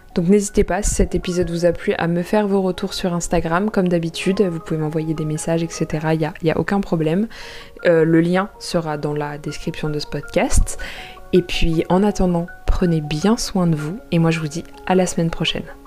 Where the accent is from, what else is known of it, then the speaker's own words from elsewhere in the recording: Paris, Île-de-France, France; je suis parisienne